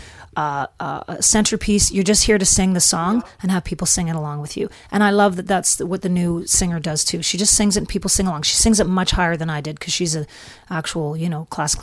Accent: Flin Flon, Manitoba, Canada; moved away; also born or lived in Nashville; this is my hometown

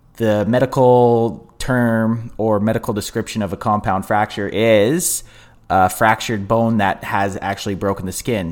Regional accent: Canada; I'm Canadian

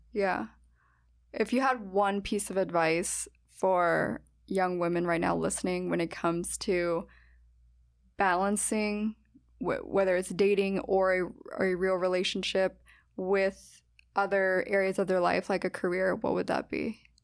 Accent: United States; my hometown

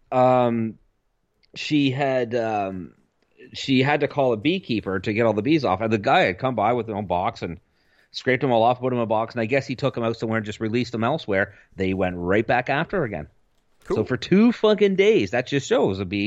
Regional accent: Canada; we're Canadian

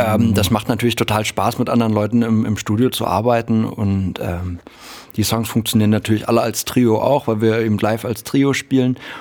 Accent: Halle, Saxony-Anhalt, Germany; ich bin ja in Halle an der Saale geboren

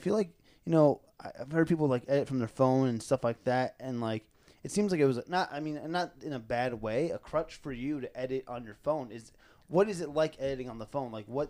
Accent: East Coast, United States; moved away; I'm from the East Coast originally

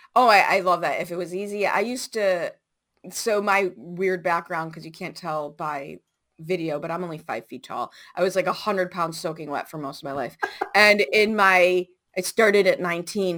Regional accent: Chicago, Illinois, United States; I grew up in Chicago public schools, 70s and 80s.

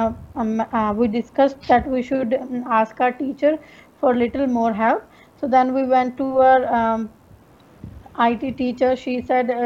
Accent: India; English is a second language; now in Darwin, Australia; I'm basically from India. Currently, I'm living in Darwin

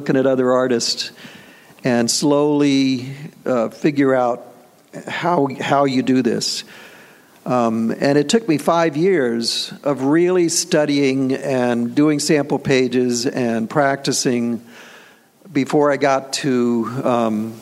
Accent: Tampa, Florida, United States; moved away as an adult; also born or lived in New York; I'm from Tampa, Florida. I moved up to New York because at the time, in 1974, you had to be in Manhattan to work in the business

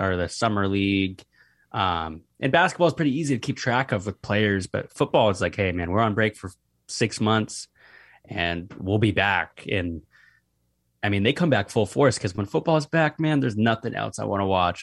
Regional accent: Seattle, Washington, United States; I'm from Seattle

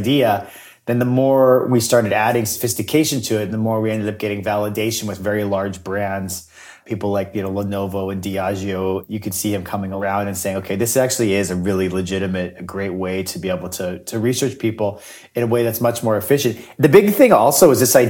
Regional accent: Winnipeg, Manitoba, Canada; I am from Winnipeg

